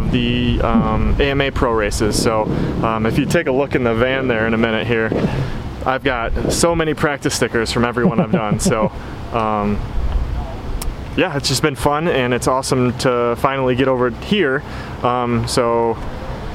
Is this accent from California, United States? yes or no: no; Michigan, United States; I'm from Michigan